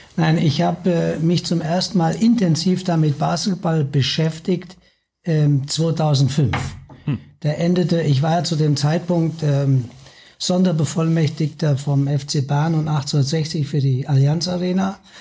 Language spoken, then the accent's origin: German; foot of the Westerwald, Hesse, Germany; moved away as an adult; now in Munich, Germany; Ich bin gebürtiger Hesse am Fuße des Westerwalds.